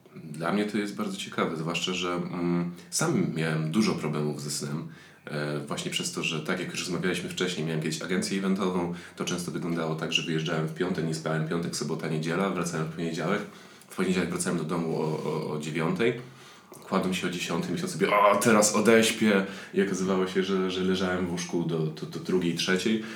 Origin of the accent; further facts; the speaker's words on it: Silesian Voivodeship, Poland; jestem ze Śląska